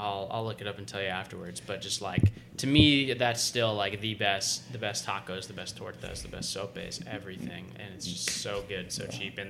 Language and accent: English; the South, United States; growing up in the South, if you haven't spent time, like, out west or further south closer to Mexico, you don't realize, like, what real Mexican food is like